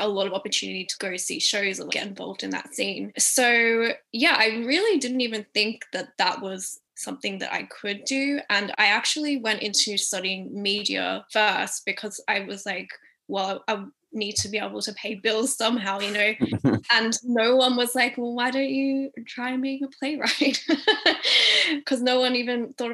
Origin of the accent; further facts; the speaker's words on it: Sydney, New South Wales, Australia; moved away; I'm from a suburb near the coast called Maroubra.